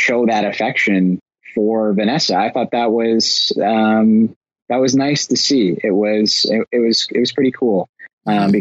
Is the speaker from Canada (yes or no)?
yes; Canada; as a Canadian